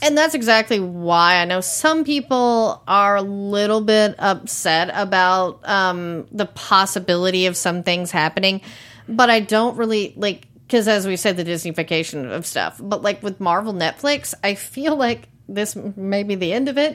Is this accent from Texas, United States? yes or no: yes; Tyler, Texas, United States; moved away; I'm from Tyler